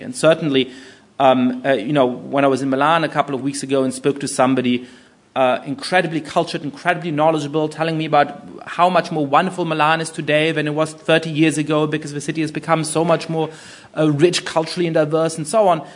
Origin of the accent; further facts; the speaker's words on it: Germany; moved away as an adult; also born or lived in United Kingdom; I grew up in Germany